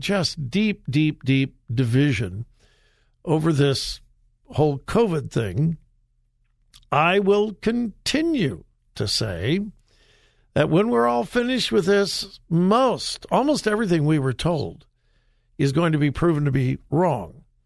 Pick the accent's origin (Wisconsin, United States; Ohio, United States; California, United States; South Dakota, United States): California, United States; I'm from California